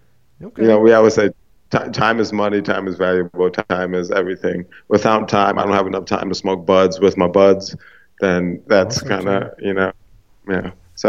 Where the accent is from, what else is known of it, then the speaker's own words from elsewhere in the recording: Chicago, Illinois, United States; I'm from the North Side, but I'm definitely not a Cubs fan. But I'm from the North Side, and I take no shame from that.